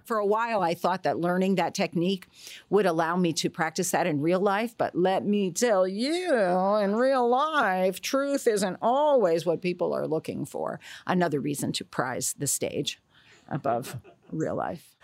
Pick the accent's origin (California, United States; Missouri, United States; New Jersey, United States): New Jersey, United States; Newark; I was born in Newark, New Jersey